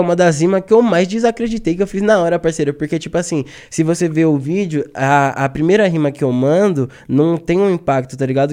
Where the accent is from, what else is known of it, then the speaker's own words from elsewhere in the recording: São Paulo, Brazil; nós que é paulista